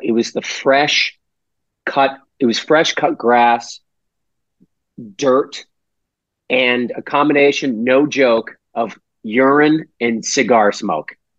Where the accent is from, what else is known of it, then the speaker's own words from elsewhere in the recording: Weymouth, Massachusetts, United States; we're from Weymouth